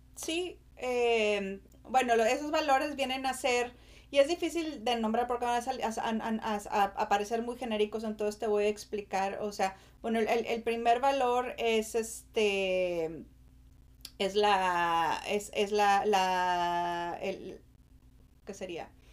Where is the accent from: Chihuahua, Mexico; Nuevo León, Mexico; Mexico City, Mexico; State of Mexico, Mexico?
Nuevo León, Mexico; Monterrey; moved away as an adult; also born or lived in Austin, Texas; now in United States; soy originaria de Monterrey